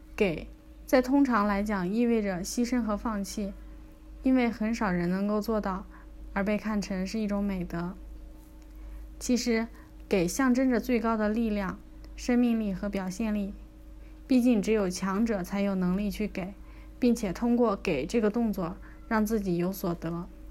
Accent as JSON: {"language": "Chinese", "country": "China", "said": "我们中国人"}